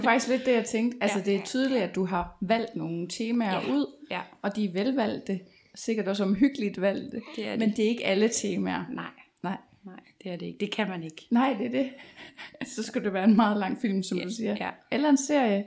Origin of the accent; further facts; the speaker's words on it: Copenhagen, Capital Region of Denmark, Denmark; nu kommer jeg her fra København